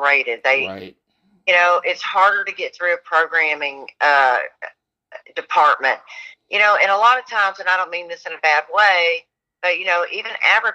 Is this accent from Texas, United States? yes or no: yes; Dallas, Texas, United States; I'm from Dallas.